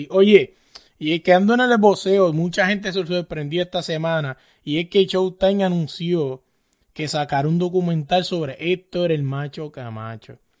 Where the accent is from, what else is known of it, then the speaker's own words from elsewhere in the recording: Puerto Rico; yo soy boricua